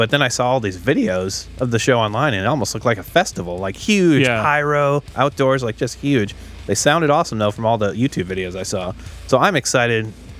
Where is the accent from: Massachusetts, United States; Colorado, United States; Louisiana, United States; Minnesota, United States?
Minnesota, United States; They're from my home state, Minnesota.